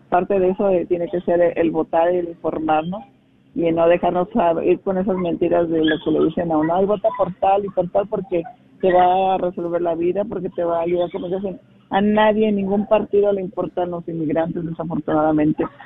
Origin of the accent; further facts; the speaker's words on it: Salamanca, Guanajuato, Mexico; nací y crecí en México, en Guanajuato, en la ciudad de Salamanca